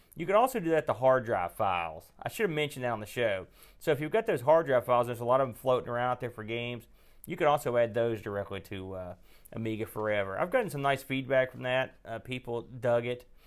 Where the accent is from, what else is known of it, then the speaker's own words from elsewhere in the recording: West Virginia, United States; accent: West Virginia; I could get my West Virginia accent going.